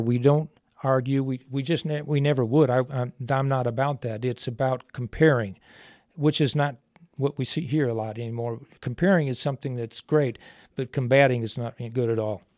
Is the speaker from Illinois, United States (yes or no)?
yes; mid-state Illinois, United States; moved away as an adult; also born or lived in Phoenix; I was originally born in the Chica, in the South, uh, well, mid, mid-state Illinois